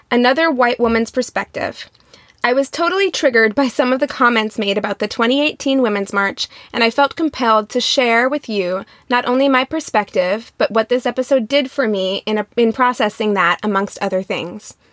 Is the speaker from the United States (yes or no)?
yes; Midwest, United States; now in Los Angeles, United States; I grew up in the Midwest, but I went to a very large public high school and was always around diversity. So much so that when I moved to LA in the Valley